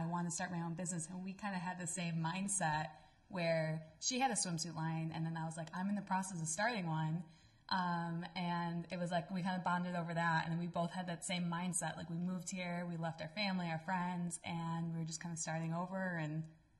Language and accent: English; Buffalo, New York, United States; Buffalo, New York. Represent. Yeah. Go Bills.